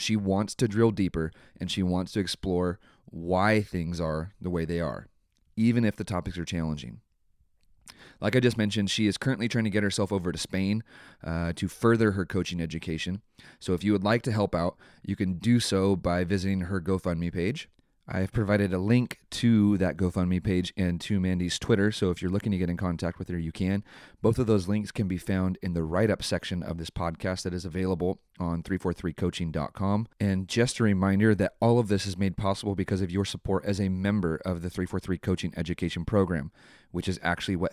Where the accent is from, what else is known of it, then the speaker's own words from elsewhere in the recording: San Mateo, California, United States; moved away; I'm originally from San Mateo. So I was born in San Mateo Hospital.